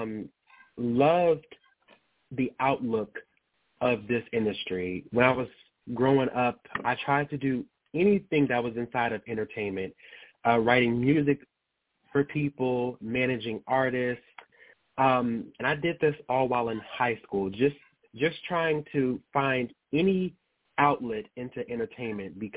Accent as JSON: {"language": "English", "town": "Baton Rouge", "region": "Louisiana", "country": "United States", "tie": "born or raised there", "also_born_or_lived": "Las Vegas, Nevada", "moved": "yes", "lives_now": "Atlanta, United States", "said": "I actually was born and raised primarily in Louisiana, in Baton Rouge"}